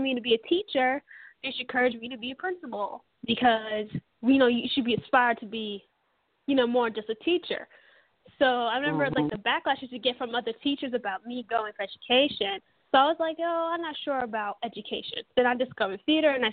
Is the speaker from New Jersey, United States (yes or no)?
yes; Perth Amboy, New Jersey, United States; also born or lived in Staten Island, New York; I grew up in Perth Amboy, which is by the Outer Bridge, which is by Staten Island